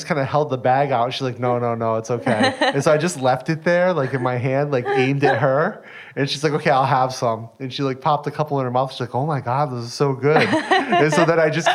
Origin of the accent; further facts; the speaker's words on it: United States; I'm American